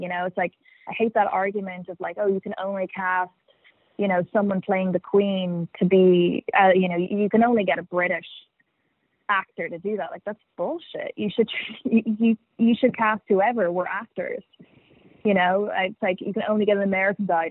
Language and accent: English; Dublin, Leinster, Ireland; accent: Irish; moved away as an adult; also born or lived in New York / Los Angeles; I grew up in Dublin, and then when I was 18, I moved to New York to go to NYU to study drama